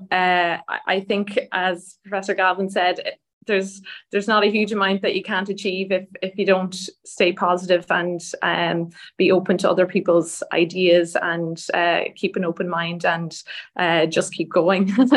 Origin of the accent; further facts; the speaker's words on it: Donegal, Ulster, Ireland; now in Dublin, Ireland; I grew up in in Donegal, which is the north of the the country with a lot of lovely beaches.